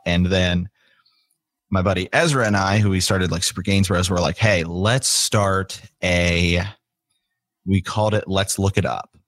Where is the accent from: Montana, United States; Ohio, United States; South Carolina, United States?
Ohio, United States; moved away as an adult; I'm from Ohio originally, moved back here to Ohio